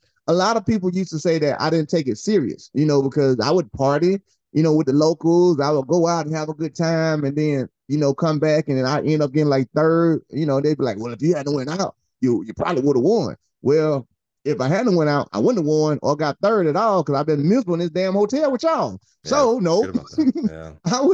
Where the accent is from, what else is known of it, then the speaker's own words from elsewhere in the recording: Opelika, Alabama, United States; I'm from Opelika, Alabama.